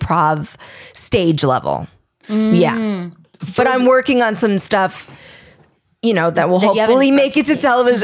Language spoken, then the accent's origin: English; New Jersey, United States; accent: Jersey accent, East Coast accent; moved away as an adult; now in Los Angeles, United States; I grew up in New Jersey in what I like to call an Italian full house